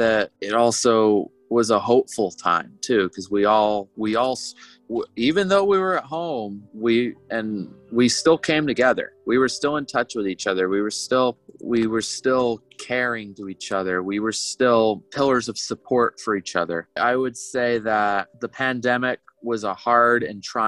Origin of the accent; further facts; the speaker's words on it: Maine, United States; moved away as an adult; also born or lived in St. John's, Newfoundland; growing up in Maine